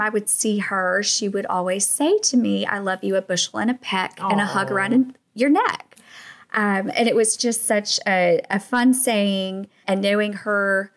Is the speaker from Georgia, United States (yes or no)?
yes; Atlanta, Georgia, United States; moved away as an adult; now in Savannah, United States; I was born and raised in Atlanta, which is about 4 hours north of Savannah.